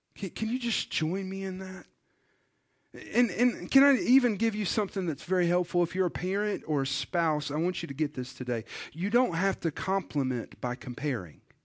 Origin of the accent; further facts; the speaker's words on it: United States; as an American